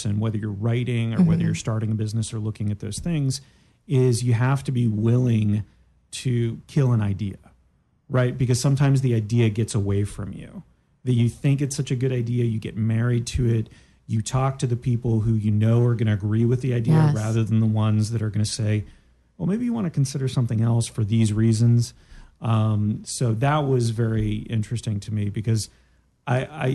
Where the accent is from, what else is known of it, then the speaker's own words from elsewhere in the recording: Daytona Beach, Florida, United States; I grew up in Daytona.